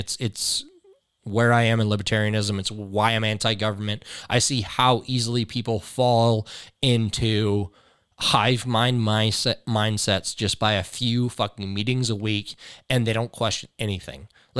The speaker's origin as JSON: {"language": "English", "town": "Oak Ridge", "region": "Tennessee", "country": "United States", "said": "anybody I know, I'm from Secret City."}